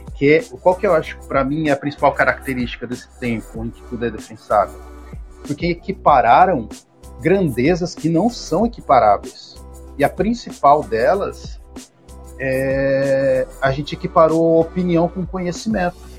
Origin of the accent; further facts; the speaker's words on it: Bauru, São Paulo, Brazil; moved away as an adult; now in Maceió, Brazil; também sou do interior de São Paulo, sou de Bauru, mas já estou há 11 anos no estado de Alagoas, em Maceió